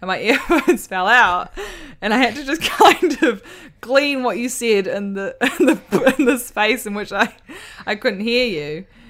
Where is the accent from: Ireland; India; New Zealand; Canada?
New Zealand; we're from New Zealand